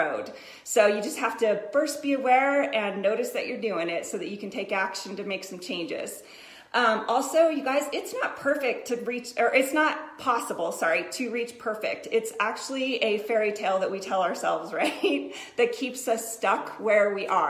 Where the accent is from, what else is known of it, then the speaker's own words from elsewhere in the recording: Colorado, United States; I'm from Colorado, too